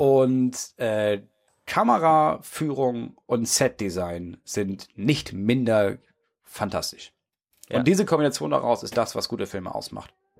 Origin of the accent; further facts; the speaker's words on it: Schleswig-Holstein, Germany; bei uns in Schleswig-Holstein